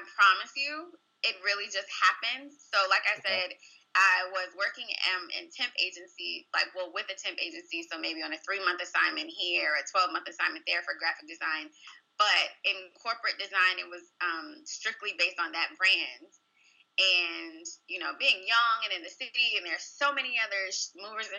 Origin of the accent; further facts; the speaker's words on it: Chesterfield, Virginia, United States; I grew up in Chesterfield, Virginia, which is the southern suburbs of Richmond